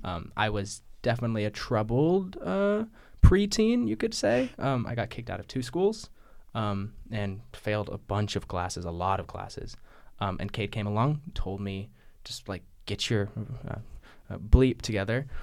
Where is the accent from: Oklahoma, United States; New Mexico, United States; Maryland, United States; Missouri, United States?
New Mexico, United States; now in Chicago, United States; I'm from New Mexico, currently living in Chicago.